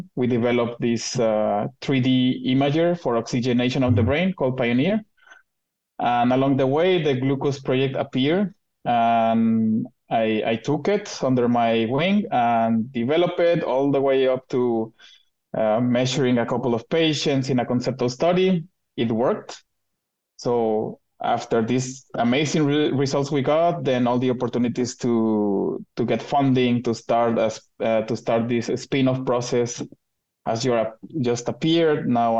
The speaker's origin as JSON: {"language": "English", "country": "Mexico", "tie": "born or raised there", "moved": "as an adult", "lives_now": "Zurich, Switzerland", "said": "I'm from Mexico."}